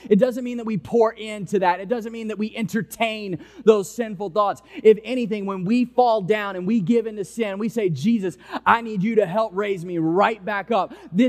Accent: Mississippi, United States; now in New Orleans, United States; I came here from Mississippi, and you were just able to go to an intersection and take a left turn

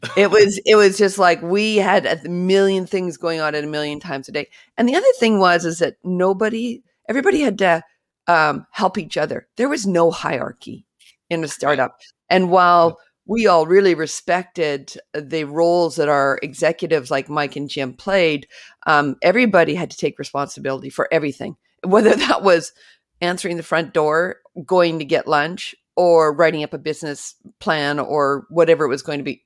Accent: British Columbia, Canada; I actually grew up in British Columbia, Canada

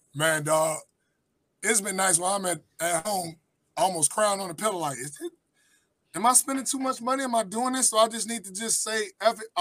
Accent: Chicago, Illinois, United States; I come from Chicago, Chatham area, south side of Chicago

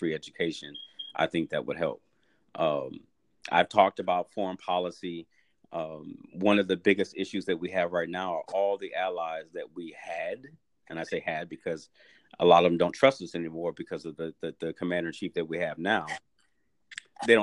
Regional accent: St. Louis, Missouri, United States; now in Dallas, United States; I was born and raised in St. Louis, Missouri

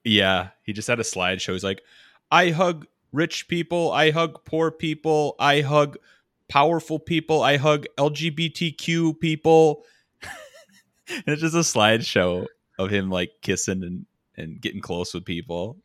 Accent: Minnesota, United States; accent: Minnesotan; moved away

